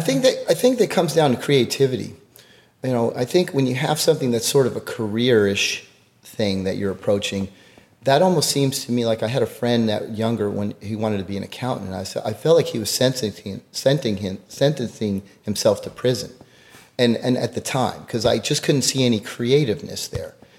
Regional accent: Greenwich, Connecticut, United States; now in Houston, United States; I grew up in Greenwich, Connecticut

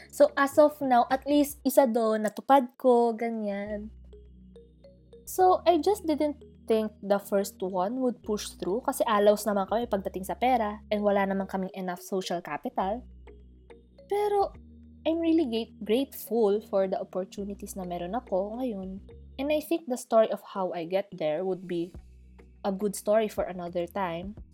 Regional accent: Philippines; also born or lived in Manila; probinsyana lang ako, tapos di naman kami mayaman.

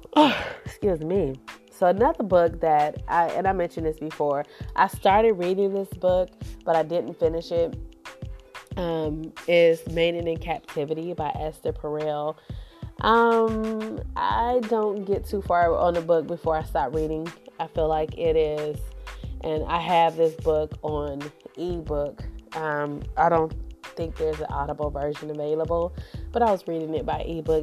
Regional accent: Cleveland, Ohio, United States; I'm a Browns fan. I'm from Cleveland

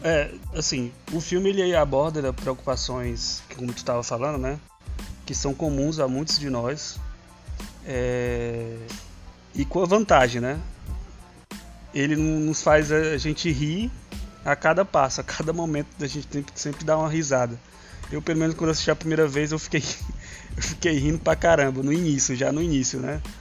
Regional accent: Ceará, Brazil; accent: cearense; que eu não tenho um sotaque cearense. Eu falo, acabei de falar uma palavra super cearense

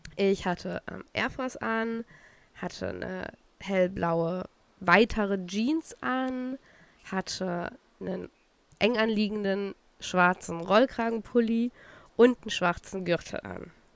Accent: Saxony, Germany; also born or lived in Chemnitz; now in Berlin, Germany; Sachsen ist ja aber auch meine Heimat

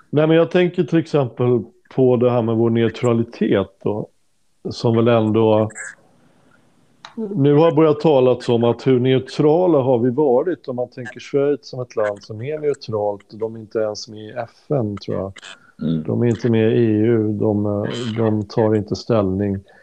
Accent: Sweden

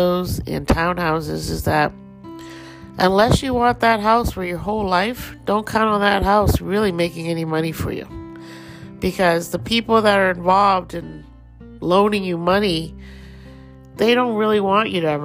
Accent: Thailand; accent: Thai; Just heard my little Thai accent come out there

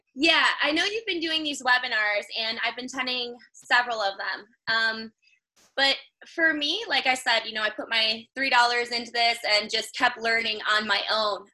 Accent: Chicago, Illinois, United States; moved away as an adult; now in North Carolina, United States; I'm from Chicago originally, but I got into this after I relocated down to North Carolina

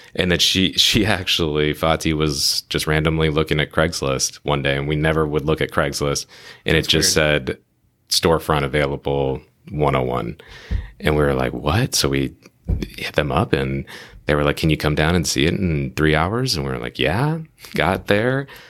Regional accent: Phoenix, Arizona, United States; now in San Diego, United States; we're both randomly from Phoenix

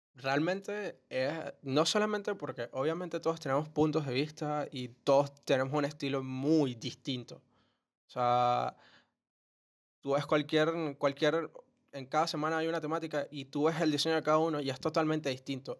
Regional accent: Venezuela; nosotros que somos de Venezuela

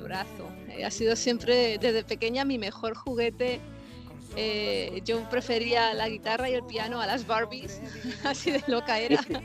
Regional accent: Madrid, Community of Madrid, Spain; now in Los Angeles, United States; yo soy española, soy de Madrid, eh, España, y actualmente estoy residiendo

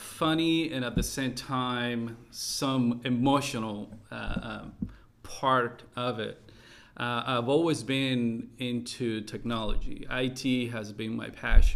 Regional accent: California, United States; moved away as an adult; now in Taiwan; we are initially from California.

